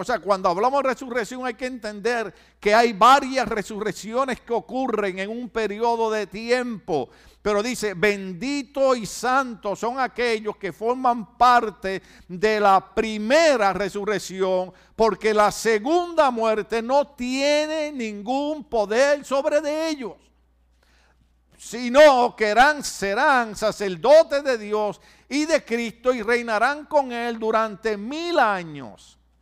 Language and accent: Spanish; Puerto Rico; en mi país, en Puerto Rico